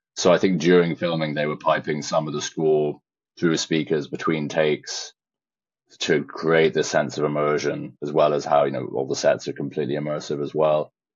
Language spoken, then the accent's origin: English; Shropshire, West Midlands, United Kingdom; I was raised in Shropshire, which is a very remote rural farming county in England on the border of Wales